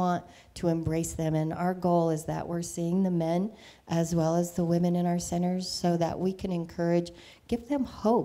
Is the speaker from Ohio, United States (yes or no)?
no; Arvada, Colorado, United States; also born or lived in Western Slope, Colorado; I grew up in Arvada, then moved to the Western Slope